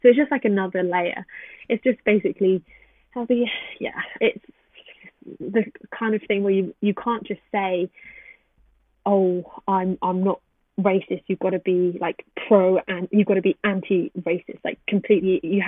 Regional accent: England, United Kingdom; as soon as they hear me speak, the attitude changes towards me completely when I tell them that I'm from Brighton or from London.

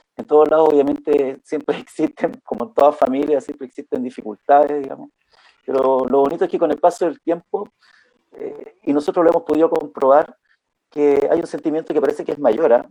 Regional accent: Valparaíso, Chile; moved away; also born or lived in Antofagasta, Chile; yo soy porteño, porteño, pero viví muchos, muchos, muchos años en Antofagasta y en la zona norte

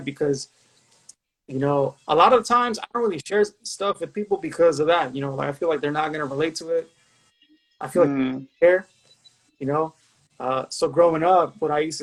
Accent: Los Angeles, California, United States; I grew up in the San Fernando Valley, specifically Pacoima

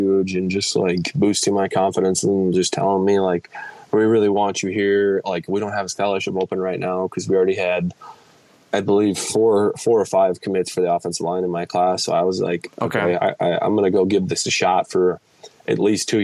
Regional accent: Columbus, Wisconsin, United States; growing up in Wisconsin

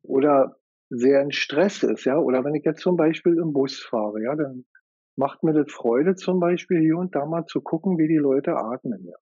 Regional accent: Germany; bei uns in Deutschland

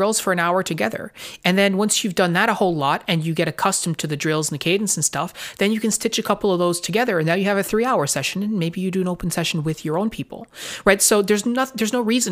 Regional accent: Newfoundland and Labrador, Canada; we are from Newfoundland, Canada.

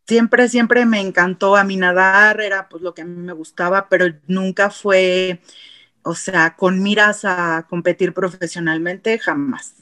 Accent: Mexico; en nuestro país no tenemos una cultura hacia apoyar a deportistas

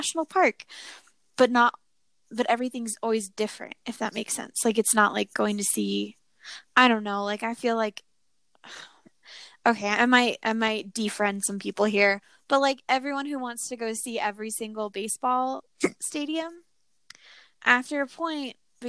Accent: Colorado, United States; growing up in Colorado and near like Rocky Mountain and all of this

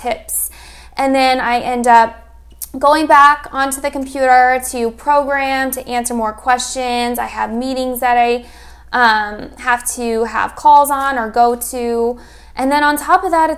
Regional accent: Arizona, United States; I'm actually from Arizona. I was born and raised here

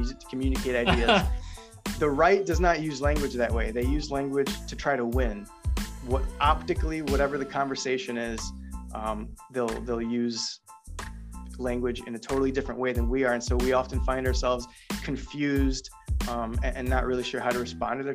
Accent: Illinois, United States; I'm from Illinois

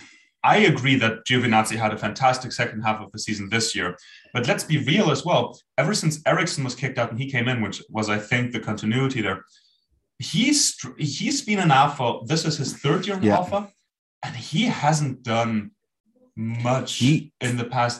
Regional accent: Germany; we're German from the Schumacher area

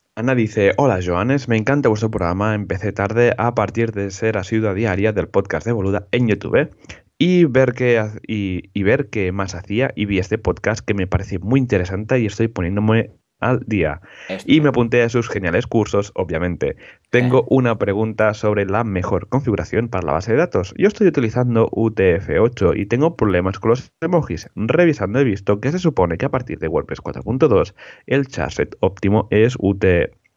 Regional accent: Molins de Rei, Catalonia, Spain; mi pueblo, mi pueblo natal

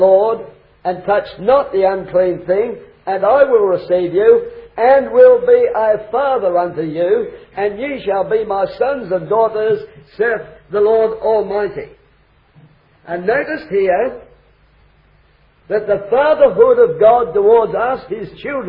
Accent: Australia; I come from Australia

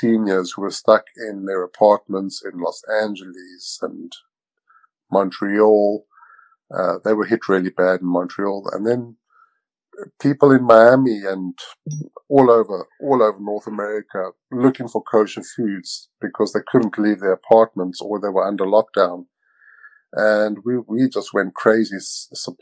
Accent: South Africa; moved away as an adult; now in Victoria, Canada; I'm originally from South Africa, and I've been in Canada for the past 20 years.

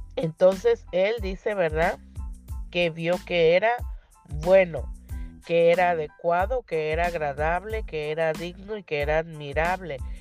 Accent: Tapachula, Chiapas, Mexico; now in Rosarito, Mexico; ahí en mi tierra, en mi sur, en mi Tapachula, bello, hermoso, mi Chiapas

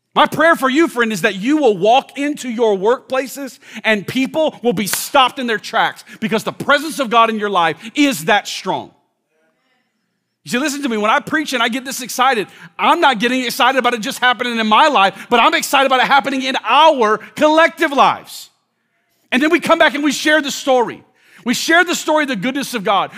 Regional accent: Orlando, Florida, United States; now in Washington, D.C., United States; I grew up in Orlando

